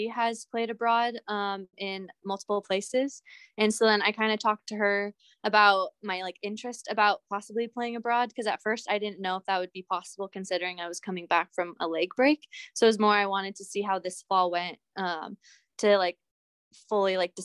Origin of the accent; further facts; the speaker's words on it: Southern California, United States; moved away as an adult; also born or lived in Montana; I'm from Southern California